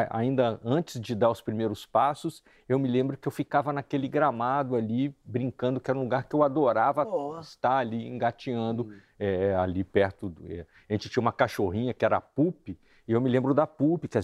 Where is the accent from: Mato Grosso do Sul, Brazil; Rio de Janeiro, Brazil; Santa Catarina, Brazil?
Rio de Janeiro, Brazil; Resende; Eu sou de Resende, né? Quando eu era moleque, né? Eu nasci num lugar que tinha árvores